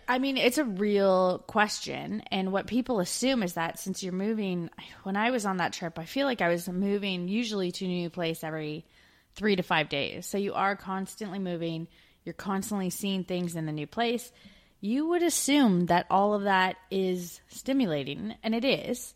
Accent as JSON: {"language": "English", "country": "Canada", "also_born_or_lived": "Australia / United Kingdom", "moved": "as an adult"}